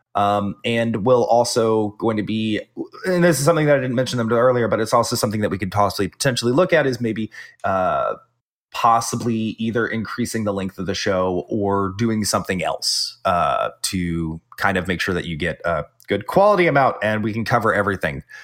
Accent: the South, United States; I'm the Southerner

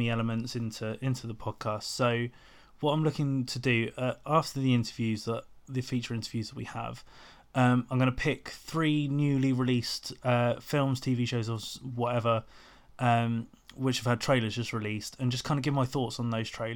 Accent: Portsmouth, South East England, United Kingdom; my hometown of Portsmouth

